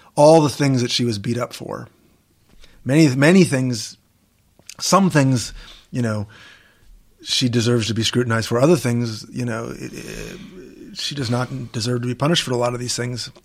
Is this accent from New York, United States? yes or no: no; Washington, District of Columbia, United States; I'm a Jew from Washington, D C